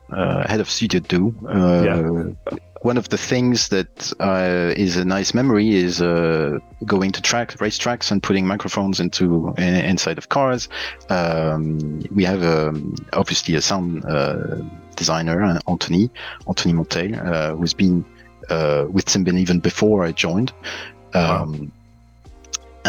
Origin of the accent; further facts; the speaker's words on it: Liège, Wallonia, Belgium; now in Sweden; Originally, I come from Belgium, and my hometown is Liège